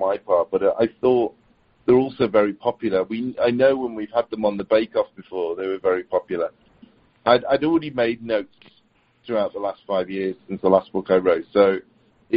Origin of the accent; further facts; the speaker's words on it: Liverpool, Wirral, North West England, United Kingdom; I'm in the northwest of the UK, so Liverpool, Wirral, that area